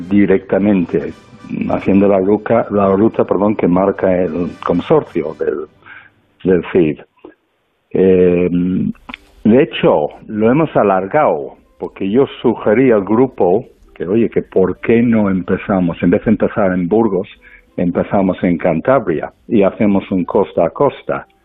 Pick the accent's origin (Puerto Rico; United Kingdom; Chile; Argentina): United Kingdom; now in Spain; yo mismo soy británico.